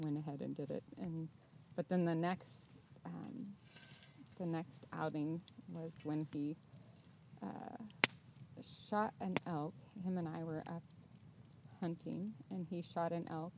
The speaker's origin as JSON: {"language": "English", "area": "McKenzie River area", "region": "Oregon", "country": "United States", "tie": "born or raised there", "said": "I grew up on the Mackenzie River area"}